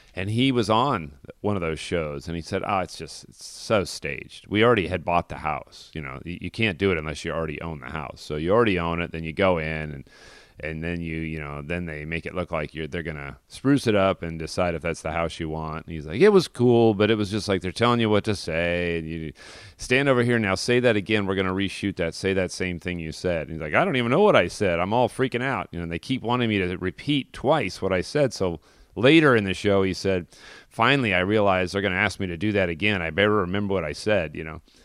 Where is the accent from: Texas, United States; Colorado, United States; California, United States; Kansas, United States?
Colorado, United States; Denver; I grew up in Denver, uh, by Golden, Colorado, where Coors beer is brewed